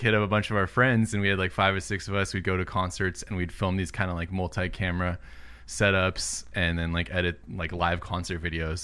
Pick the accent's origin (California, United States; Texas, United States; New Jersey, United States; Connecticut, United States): California, United States; Southern; also born or lived in Illinois; I was born in Illinois, but I've been in California my whole life